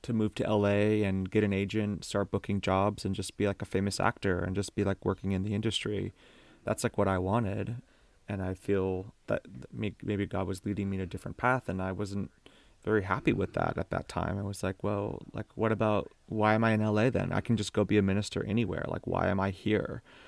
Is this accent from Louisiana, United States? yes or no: no; Miami, Florida, United States; I grew up in Miami, Florida